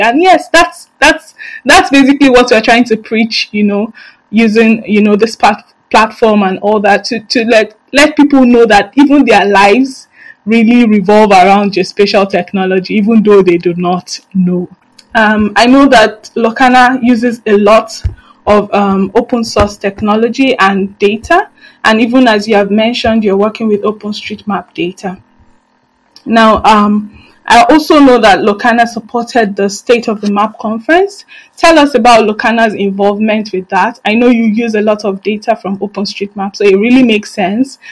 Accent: Nigeria; I, as a Nigerian

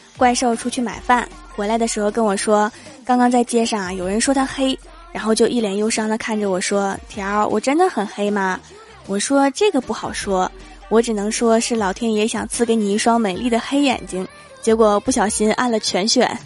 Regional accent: Northeast China, China; 作为一个东北人

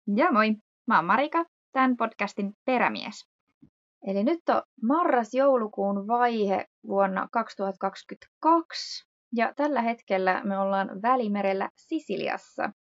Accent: Hyvinkää, Uusimaa, Finland; moved away as an adult; also born or lived in Cyprus; kotosin me ollaan Hyvinkäältä.

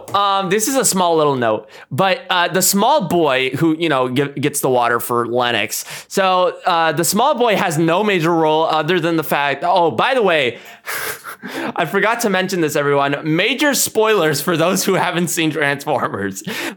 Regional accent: India; I'm Indian

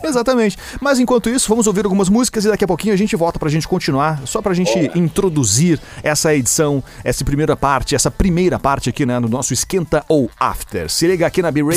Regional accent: Rio Grande do Sul, Brazil; a gente é gaúcho. Eu, ouvi, nós somos gaúchos

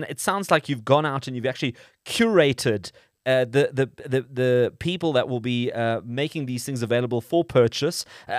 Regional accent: South Africa; Either we end up having somebody designing something as a South African, taking it overseas, it becomes really famous and really well known

